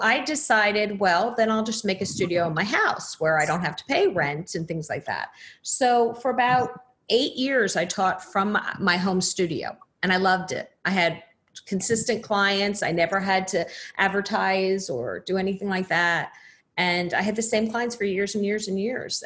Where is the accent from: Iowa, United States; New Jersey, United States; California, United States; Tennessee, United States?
New Jersey, United States; moved away; I'm originally from New Jersey, so we have very different accents.